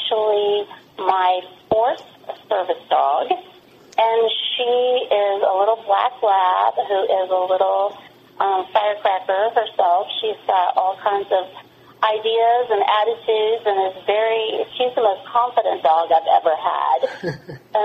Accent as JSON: {"language": "English", "region": "the South", "country": "United States", "tie": "born or raised there", "said": "I grew up in the South"}